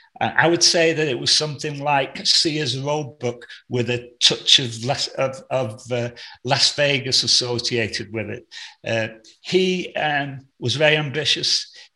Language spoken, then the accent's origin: English; United Kingdom; moved away as an adult; now in United States; I'm British by birth, American by choice, and an Evertonian by the grace of the football gods. I've lived here for 44 years